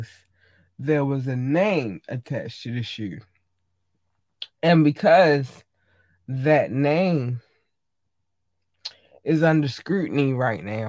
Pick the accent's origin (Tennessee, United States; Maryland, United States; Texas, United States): Maryland, United States; Baltimore